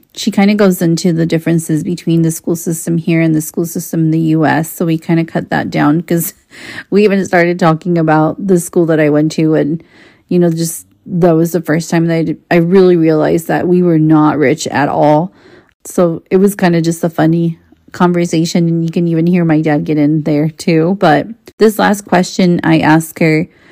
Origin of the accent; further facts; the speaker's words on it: Mexico; first language Spanish; English is a second language; moved away as an adult; now in United States; I grew up in Mexico